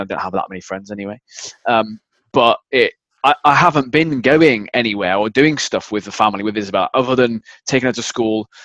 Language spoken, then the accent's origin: English; United Kingdom; I'm British